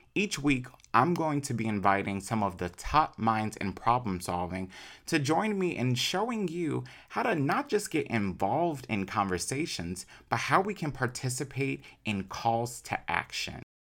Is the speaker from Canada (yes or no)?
no; Chicago, Illinois, United States; I am an only child from Chicago